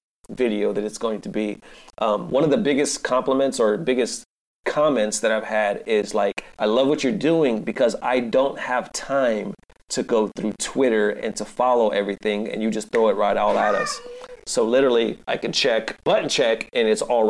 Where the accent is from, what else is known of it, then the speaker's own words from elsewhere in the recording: California, United States; moved away; also born or lived in Dallas, Texas; I'm originally from California